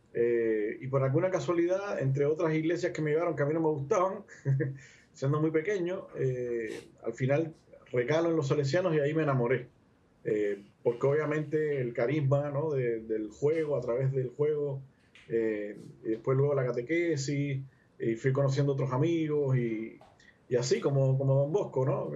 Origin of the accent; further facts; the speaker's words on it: Havana, Cuba; now in Concepción, Chile; nací en La Habana, en Cuba. Eh, ya, bueno, en el 1976